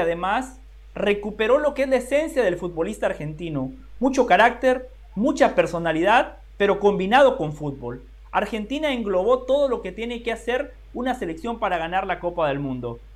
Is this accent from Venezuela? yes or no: no; Guatemala; yo como guatemalteco